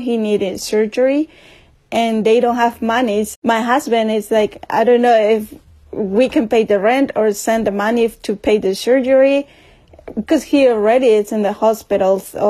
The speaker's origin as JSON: {"language": "English", "country": "Mexico", "moved": "yes", "lives_now": "Concord, United States", "said": "I'm from Mexico, too."}